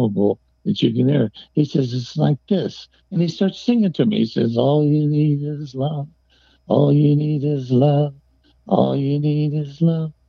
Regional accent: Detroit, Michigan, United States; I grew up in Detroit, and that's where I met …

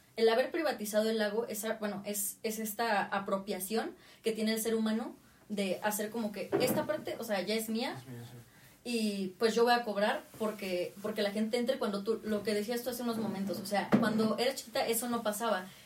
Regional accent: Tlaxcala, Mexico; also born or lived in Puebla; soy de Tlaxcala

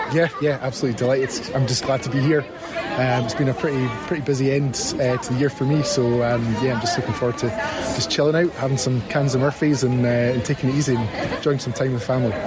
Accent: Edinburgh, Scotland, United Kingdom; I'm from Edinburgh

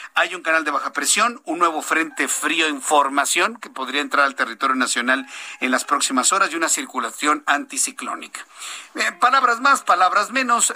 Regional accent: Mexico; como mexicano

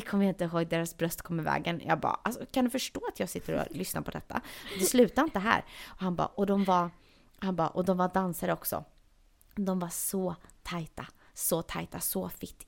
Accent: Sweden; moved away; hör han väl någonting i min accent och frågar vart jag är ifrån. Och säger att jag är från Sverige

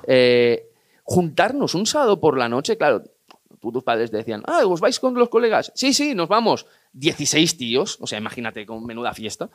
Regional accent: Igualada, Catalonia, Spain; yo que soy de Igualada

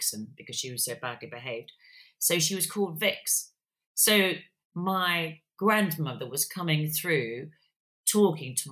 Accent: near Birmingham, West Midlands, United Kingdom; I was born and brought up near Birmingham

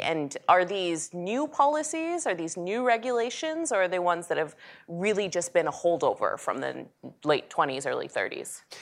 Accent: Dallas, Texas, United States; I grew up in Dallas, Texas, um, the city of Dallas

